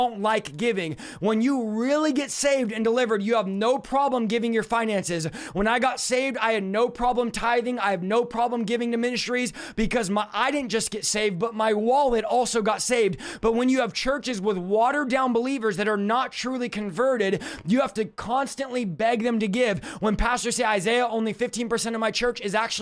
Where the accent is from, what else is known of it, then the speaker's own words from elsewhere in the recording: California, United States; I'm from California